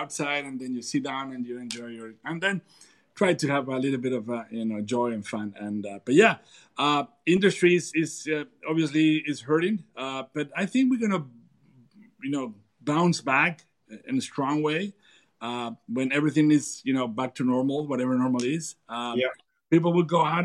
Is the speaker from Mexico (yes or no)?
yes; Durango, Mexico; I'm from Durango and this is my tradition